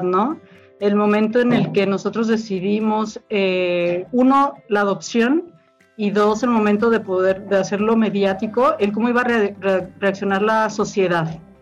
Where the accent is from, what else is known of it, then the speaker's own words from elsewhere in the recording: Mexico City, Mexico; now in Jalisco, Mexico; yo soy de la Ciudad de México, llego aquí